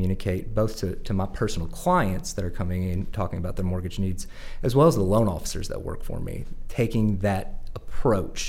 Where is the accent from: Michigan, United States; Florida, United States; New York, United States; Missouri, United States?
Missouri, United States; St. Louis; moved away as an adult; also born or lived in New Orleans, Louisiana; now in Little Rock, United States; I was born in New Orleans, raised in St. Louis.